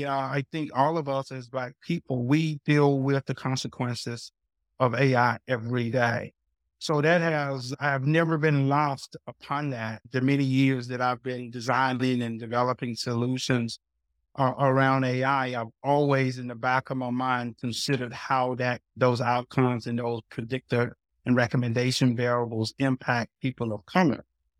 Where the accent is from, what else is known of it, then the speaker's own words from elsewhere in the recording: Athens, Georgia, United States; I moved back down south. So I grew up right outside of Athens, Georgia.